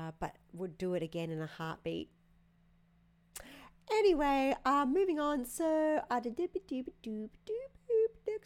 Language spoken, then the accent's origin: English; Australia; accent: Aussie; moved away; down there in my hometown.